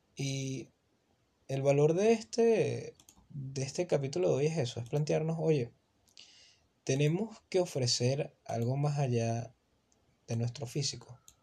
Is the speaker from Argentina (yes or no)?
no; Venezuela; yo soy un muchacho de Venezuela.